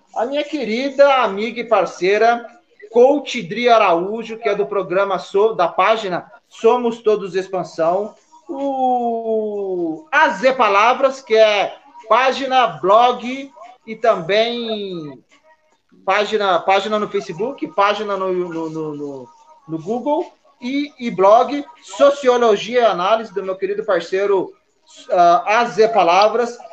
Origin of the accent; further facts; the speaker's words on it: Taubaté, São Paulo, Brazil; Eu sou de Taubaté